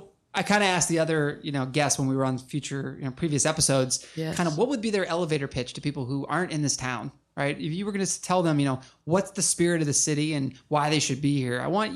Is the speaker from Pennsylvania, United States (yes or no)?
yes; Pittsburgh, Pennsylvania, United States; also born or lived in Chicago; now in Detroit, United States; I'm from Pittsburgh